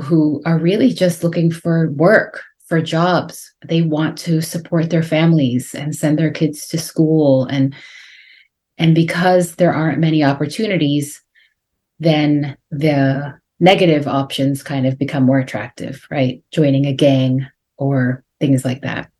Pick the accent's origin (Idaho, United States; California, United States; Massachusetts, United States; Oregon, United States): Massachusetts, United States; a suburb of Boston; also born or lived in Guatemala; even though we lived in a suburb of Boston in Massachusetts.